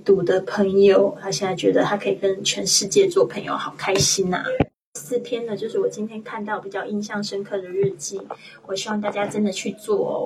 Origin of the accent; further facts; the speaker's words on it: China; 我们中国人